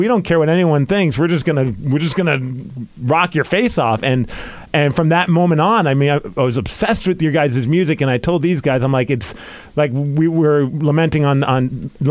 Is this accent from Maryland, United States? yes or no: no; New York, United States; I grew up in New York